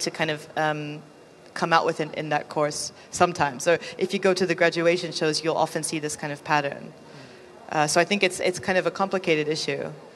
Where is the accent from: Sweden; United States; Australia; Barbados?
United States; moved away; I'm from America